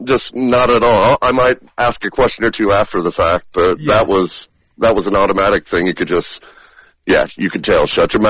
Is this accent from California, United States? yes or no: no; Keokuk, Iowa, United States; my hometown of Keokuk, Iowa.